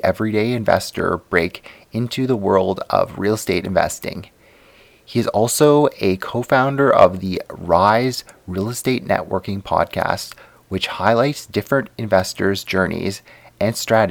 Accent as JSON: {"language": "English", "country": "Canada", "tie": "born or raised there", "said": "I definitely didn't have the typical Canadian upbringing either."}